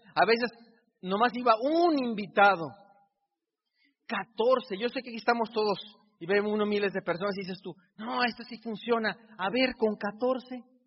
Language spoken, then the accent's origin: Spanish; Mexico; yo soy tan mexicano como tú